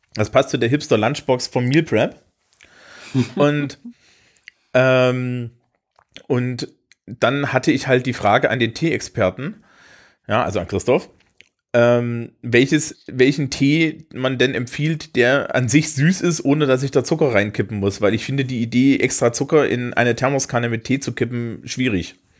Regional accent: Thuringia, Germany; now in Franconia, Germany; bin ich natürlich als Thüringer

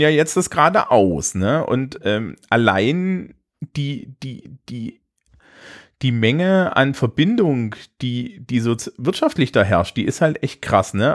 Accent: Germany; als Deutsche

